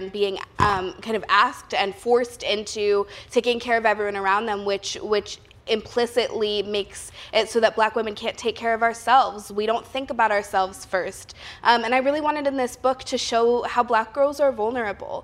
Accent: Oakland, California, United States; I'm born and raised in Oakland

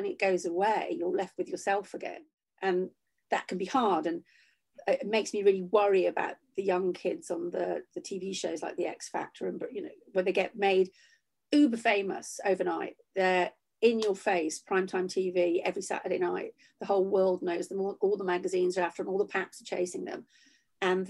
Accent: Shropshire, West Midlands, United Kingdom; also born or lived in Huyton, Liverpool; I left when I was 7 and I grew up in Shropshire for most of my life.

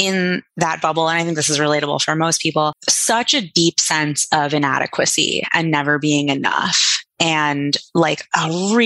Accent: New York City, New York, United States; I grew up in New York City in like a very privileged bubble.

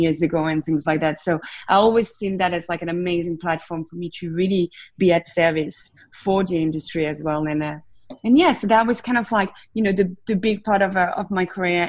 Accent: south of France, France; accent: French; English is a second language; moved away as an adult; I grew up in France, in the south of France. That's the accent still there

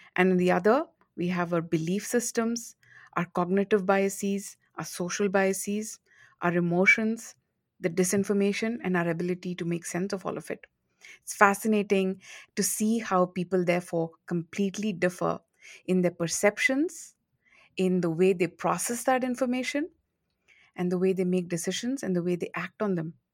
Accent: India; moved away as an adult; also born or lived in United States; now in Singapore; I'm from India

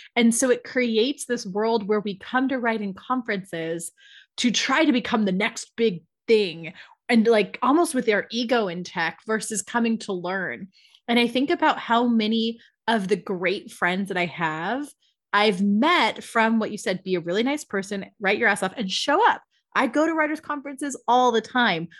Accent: San Diego, California, United States; I'm from San Diego

